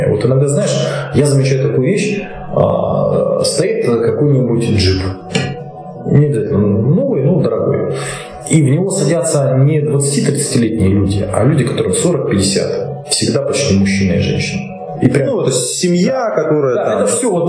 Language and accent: Russian; Russia